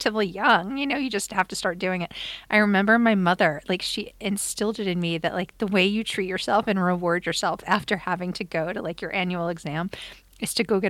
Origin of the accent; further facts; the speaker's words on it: Long Island, New York, United States; growing up in Long Island, it's like so regimented